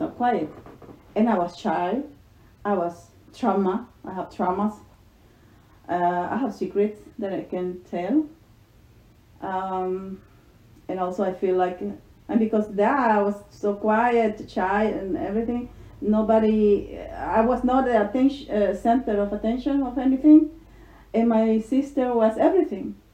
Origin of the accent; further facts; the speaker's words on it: Aguilares, San Salvador, El Salvador; English is a second language; also born or lived in Jocoro, Morazán, El Salvador; now in United States; I only remember my hometown as Aguilares, and it's my hometown. Always remember that because that was my childhood